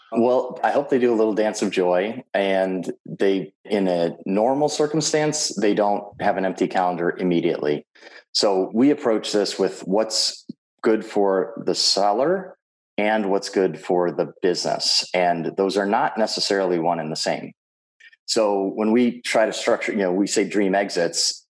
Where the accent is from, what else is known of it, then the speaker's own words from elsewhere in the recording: Minneapolis, Minnesota, United States; my hometown of Minneapolis, Minnesota